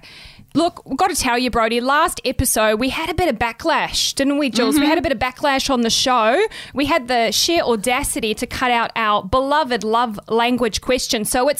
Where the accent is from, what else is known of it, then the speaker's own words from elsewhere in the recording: New Zealand; moved away; I grew up in New Zealand